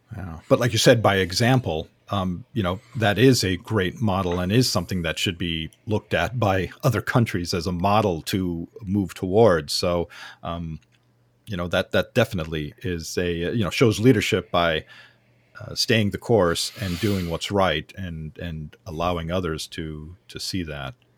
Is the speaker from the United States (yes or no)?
yes; Southern California, United States; I grew up in Southern California